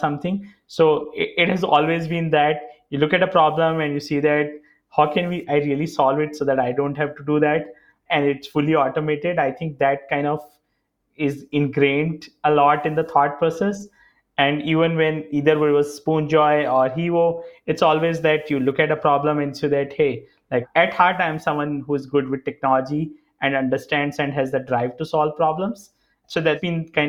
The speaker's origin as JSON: {"language": "English", "country": "India", "tie": "born or raised there", "said": "I grew up in India"}